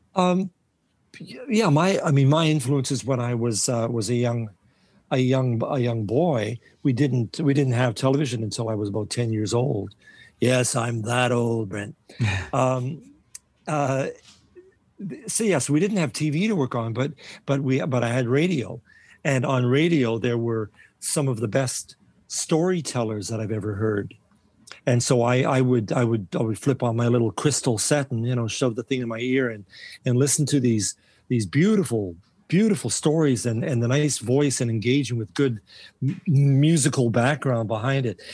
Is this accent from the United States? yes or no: no; Winnipeg, Manitoba, Canada; I was born and raised in Winnipeg.